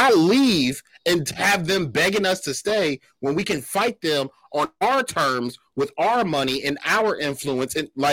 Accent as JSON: {"language": "English", "country": "United States", "said": "This is my country. My ancestors might be from Africa. I am American"}